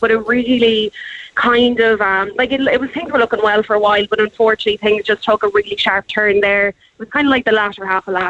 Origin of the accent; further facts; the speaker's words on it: North Cork, Munster, Ireland; we're from North Cork